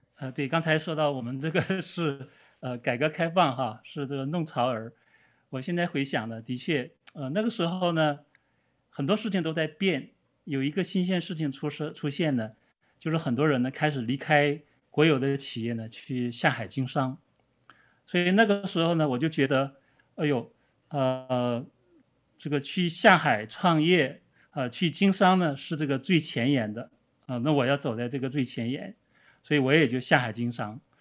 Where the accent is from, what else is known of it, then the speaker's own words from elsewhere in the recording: Northeast China, China; moved away; 我是生长在东北的一个小城，我是一个，生长在一个普通的人家里边，啊，我，呃，父亲的话呢，也是一个普通的职员